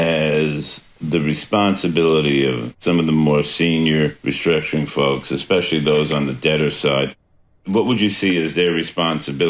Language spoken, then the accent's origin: English; New York, United States; I'm from New York